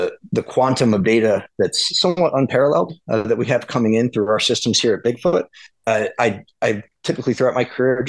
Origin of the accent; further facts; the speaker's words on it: Southern Florida, United States; moved away; also born or lived in West Chester, Pennsylvania; growing up in Southern Florida